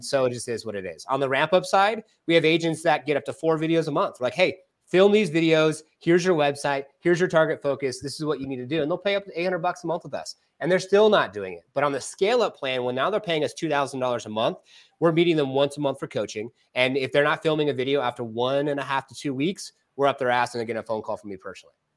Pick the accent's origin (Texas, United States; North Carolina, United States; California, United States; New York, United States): California, United States; now in Arizona, United States; because I'm from California